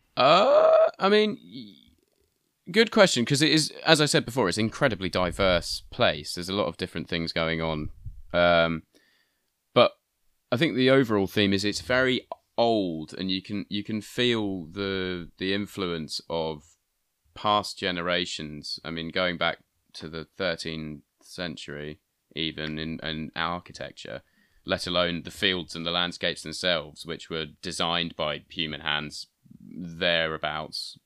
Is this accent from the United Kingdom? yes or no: yes; Bury St Edmunds, East of England, United Kingdom; I'm from Bury Saint Edmunds